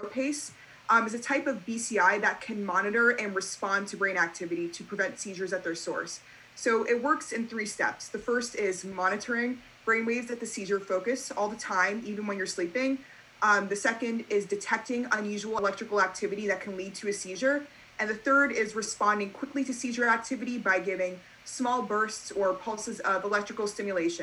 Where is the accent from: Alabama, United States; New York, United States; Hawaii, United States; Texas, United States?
New York, United States; Great Neck; I'm 17 and I am from Great Neck, New York